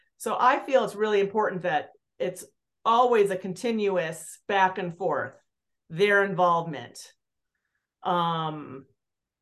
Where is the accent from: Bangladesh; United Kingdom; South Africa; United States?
United States; Aspen, Colorado; growing up in Aspen